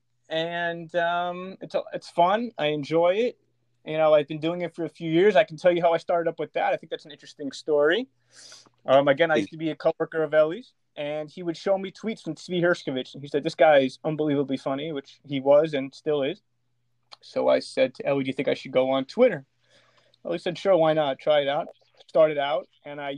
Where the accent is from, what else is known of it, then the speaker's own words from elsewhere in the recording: Elizabeth, New Jersey, United States; I am originally from Elizabeth, New Jersey.